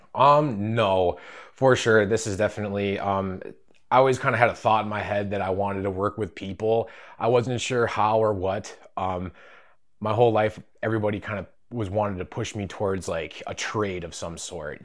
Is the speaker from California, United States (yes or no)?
no; Rhinelander, Wisconsin, United States; I'm from Rhinelander, Wisconsin.